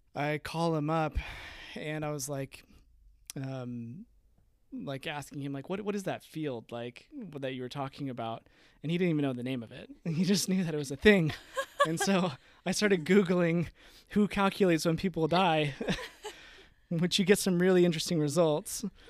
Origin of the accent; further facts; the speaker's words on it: Peoria, Arizona, United States; I was born and raised in Arizona. Um, I grew up in Peoria, Arizona, which is kinda like Northwest Phoenix.